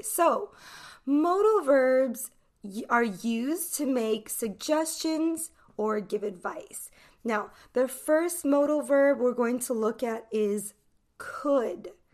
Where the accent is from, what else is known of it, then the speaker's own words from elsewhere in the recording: Los Angeles, California, United States; I am from Los Angeles, California